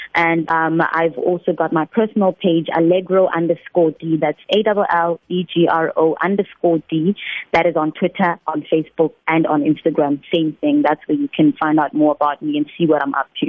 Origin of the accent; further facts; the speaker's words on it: Limpopo, South Africa; moved away as an adult; also born or lived in Johannesburg; I am a girl from Limpopo province